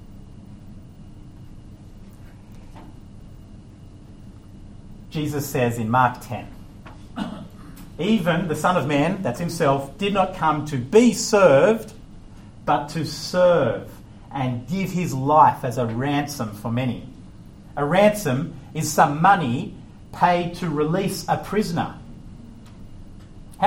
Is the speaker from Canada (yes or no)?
no; Australia; moved away; I'm Australian